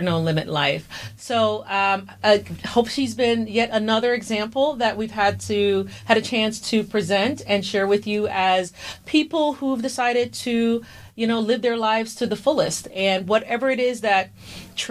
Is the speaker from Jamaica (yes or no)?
yes; Jamaica; I'm from the Caribbean, and I'm specifically from Jamaica